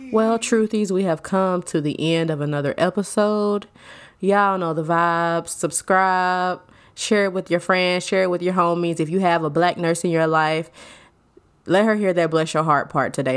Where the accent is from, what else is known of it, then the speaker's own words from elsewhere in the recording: Alabama, United States; I am from Alabama